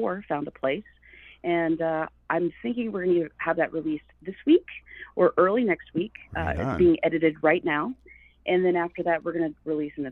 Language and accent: English; Okemah, Oklahoma, United States; moved away as an adult; now in Burbank, United States; I grew up in Okemah, Oklahoma. Born and raised there.